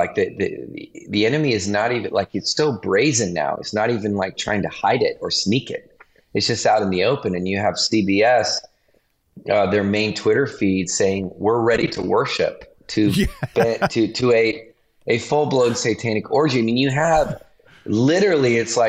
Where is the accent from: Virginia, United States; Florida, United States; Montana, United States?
Montana, United States; also born or lived in East Coast; now in California, United States; I grew up actually in Montana, which is why it's really funny that I'm in California right now